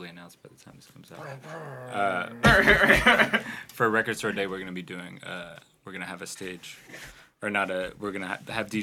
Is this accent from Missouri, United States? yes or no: yes; St. Louis, Missouri, United States; also born or lived in University City, Missouri; I'm from here. Me and Michael are actually from the same neighborhood and went to the same school. We both grew up in this neighborhood called DeMunn off Skanker